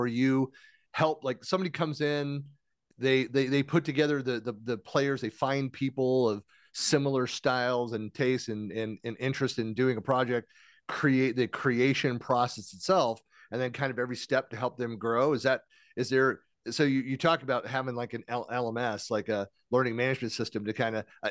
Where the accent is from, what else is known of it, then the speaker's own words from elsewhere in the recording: United States; I'm from America